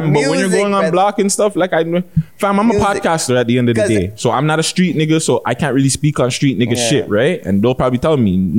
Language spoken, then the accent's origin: English; Canada; I'm not Jamaican, guys. Sorry. I'm Canadian, eh?